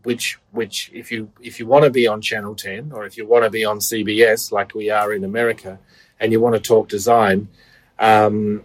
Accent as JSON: {"language": "English", "country": "Australia", "also_born_or_lived": "Melbourne", "moved": "as an adult", "lives_now": "New York City, United States", "said": "you might have noticed I talk funny, I'm an Australian"}